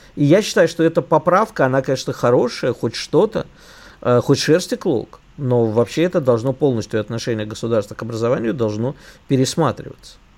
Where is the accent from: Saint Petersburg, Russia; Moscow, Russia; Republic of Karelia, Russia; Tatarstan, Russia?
Moscow, Russia; как коренному москвичу